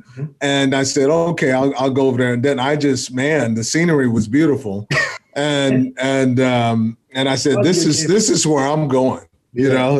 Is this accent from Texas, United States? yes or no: yes; Giddings, Texas, United States; I'm from a little town outside of Austin.